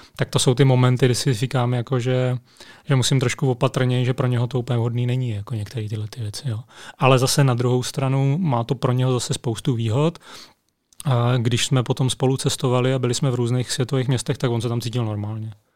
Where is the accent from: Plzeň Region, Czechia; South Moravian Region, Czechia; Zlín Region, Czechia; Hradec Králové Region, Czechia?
Zlín Region, Czechia; Zlín; moved away as an adult; A já jsem vyrostl ve Zlíně, tam jsem strávil 19 let svého života